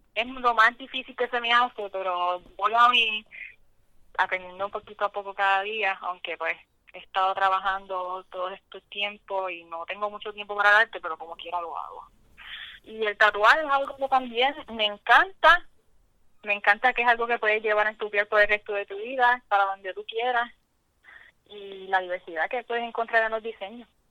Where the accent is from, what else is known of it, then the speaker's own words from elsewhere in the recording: Lares, Puerto Rico; now in Florida, United States; Yo soy de Lares